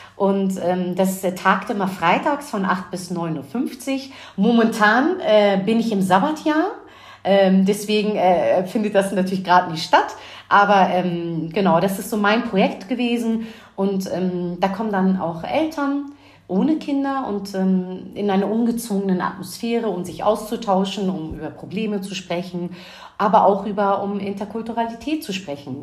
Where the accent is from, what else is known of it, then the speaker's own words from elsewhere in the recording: Hamburg, Germany; ich bin gebürtige Hamburger Dirn, bin den gleichen Schulweg gegangen